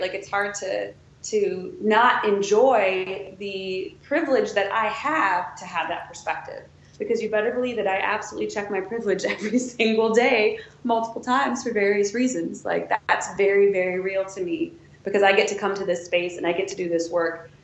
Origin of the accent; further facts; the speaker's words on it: Wisconsin, United States; moved away as an adult; now in Washington, D.C., United States; I'm from Wisconsin, I'm from Rogan, Wisconsin.